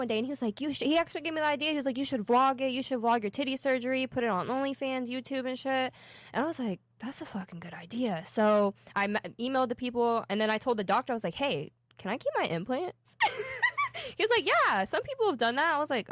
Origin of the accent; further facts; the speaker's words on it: Tampa, Florida, United States; also born or lived in Philadelphia; I'm from Tampa